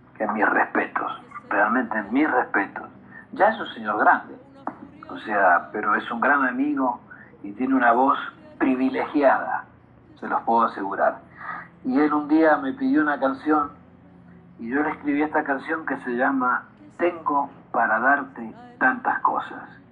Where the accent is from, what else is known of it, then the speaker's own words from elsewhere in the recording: Argentina; soy argentino